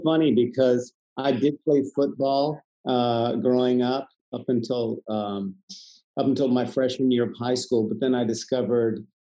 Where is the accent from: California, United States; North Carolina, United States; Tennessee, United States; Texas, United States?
Texas, United States; Houston; moved away; I'm from Texas, pretty much born and raised. But Houston and thereabouts.